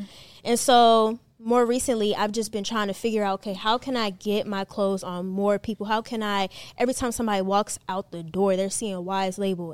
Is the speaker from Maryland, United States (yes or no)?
yes; Maryland, United States; also born or lived in North Carolina; now in Atlanta, United States; I lived in Maryland. That's where I was from. But then I moved from Maryland, North Carolina, North Carolina here